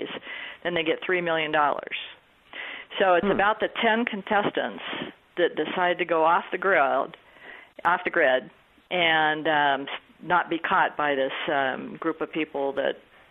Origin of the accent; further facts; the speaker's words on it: Wyoming, United States; now in Denver, United States; I'm from Wyoming.